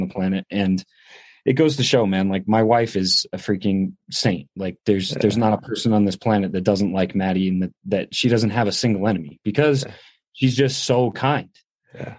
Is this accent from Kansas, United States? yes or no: no; upstate New York, United States; also born or lived in Middletown, New York; I grew up in upstate New York